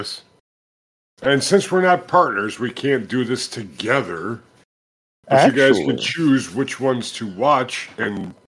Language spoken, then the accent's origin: English; Minnesota, United States; I'm a Minnesotan.